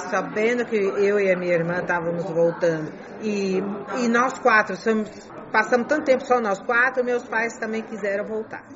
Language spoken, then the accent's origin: Portuguese; China; first language Chinese; Portuguese is a second language; moved away; also born or lived in Brazil; nós nascemos e crescemos aqui, a nossa primeira língua é chinês